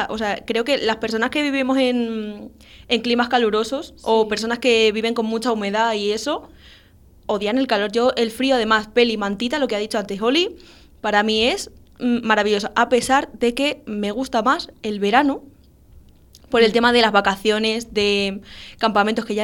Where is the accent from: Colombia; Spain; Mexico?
Spain; Extremadura; Yo como buena extremeña que soy, mm, odio el calor.